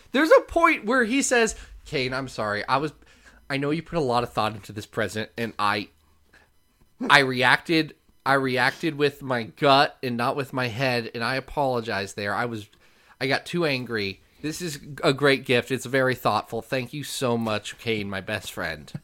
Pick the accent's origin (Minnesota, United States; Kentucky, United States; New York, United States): Kentucky, United States; Lexington; I'm from Lexington